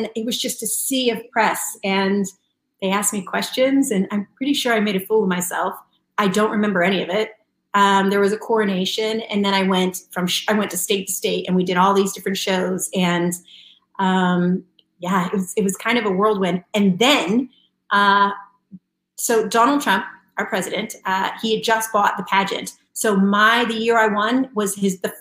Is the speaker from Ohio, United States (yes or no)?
no; Franklinville, New York, United States; now in California, United States; I come from a tiny little town. It's called Franklinville, New York, and it's in upstate near Buffalo